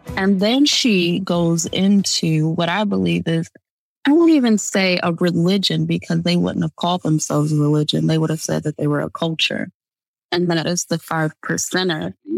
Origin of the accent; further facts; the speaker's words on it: Michigan, United States; I'm from Michigan